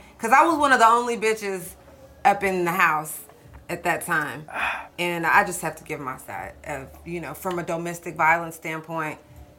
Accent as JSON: {"language": "English", "town": "Dallas", "region": "Texas", "country": "United States", "tie": "born or raised there", "moved": "yes", "said": "Dallas is my hometown."}